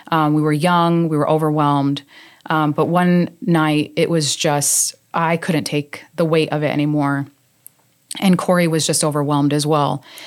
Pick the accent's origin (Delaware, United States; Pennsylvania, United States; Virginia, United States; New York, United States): New York, United States; moved away as an adult; also born or lived in Arizona; now in South Carolina, United States; born and raised in New York. Uh, moved to Arizona when I was a young adult